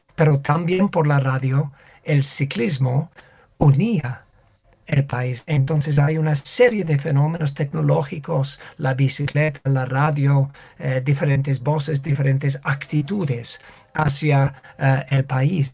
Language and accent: Spanish; United Kingdom; Spanish is a second language; moved away; en mi país